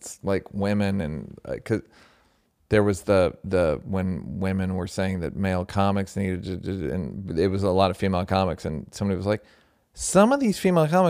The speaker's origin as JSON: {"language": "English", "region": "Southern United States", "country": "United States", "tie": "born or raised there", "said": "I grew up in the South, and I know that racism abounds there and everywhere else."}